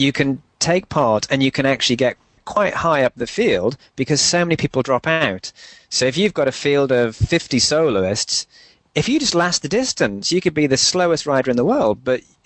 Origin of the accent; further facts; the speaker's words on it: Newcastle upon Tyne, North East England, United Kingdom; my hometown, Newcastle